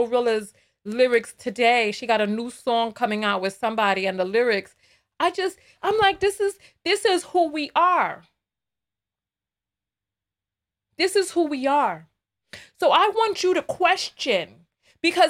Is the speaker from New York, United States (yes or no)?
yes; New York City, New York, United States; I am from the Bronx. But you hear me, I don't sound like Cardi B.